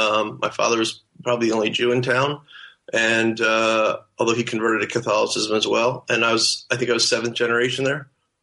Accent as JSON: {"language": "English", "town": "Portland", "region": "Oregon", "country": "United States", "tie": "born or raised there", "moved": "as an adult", "lives_now": "Texas, United States", "said": "I grew up in Portland, mostly. We moved out here when I was 12, and my family's still in Portland."}